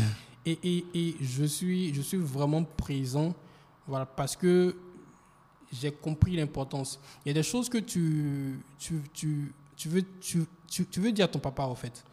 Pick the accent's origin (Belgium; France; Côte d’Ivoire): Côte d’Ivoire; c'est à l'intérieur, au sud, voilà, au sud de, de, de la Côte d'Ivoire, je crois bien. Bon, je suis un peu perdu. Il a pas de mais, mais, Voilà. Mais c'est là que j'ai grandi